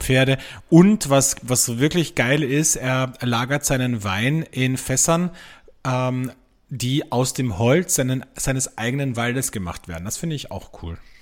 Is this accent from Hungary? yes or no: no; Austria; bei uns in Österreich